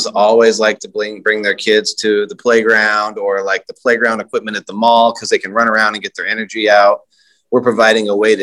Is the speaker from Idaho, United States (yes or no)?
yes; Idaho, United States; moved away as an adult; now in Baton Rouge, United States; I'm from Idaho, long ways away